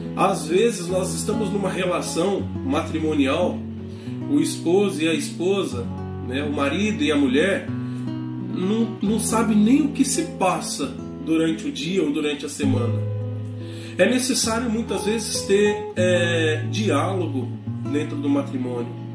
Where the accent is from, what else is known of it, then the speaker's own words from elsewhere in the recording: Varginha, Minas Gerais, Brazil; moved away as an adult; also born or lived in Imperatriz, Maranhão; now in Parauapebas, Brazil; sou natural da cidade de Varginha, sul de Minas Gerais